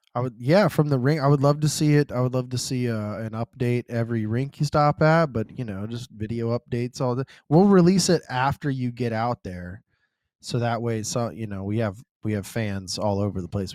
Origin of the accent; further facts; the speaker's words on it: the South, United States; I'm from the South